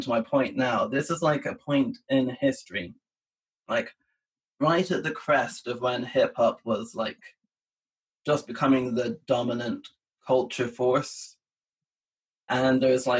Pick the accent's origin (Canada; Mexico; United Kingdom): United Kingdom; England; speaking as an English guy